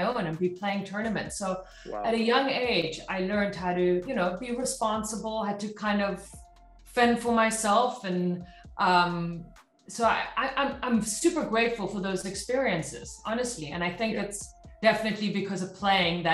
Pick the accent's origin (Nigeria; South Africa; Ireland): South Africa; moved away; also born or lived in Dallas, Texas; I grew up in South Africa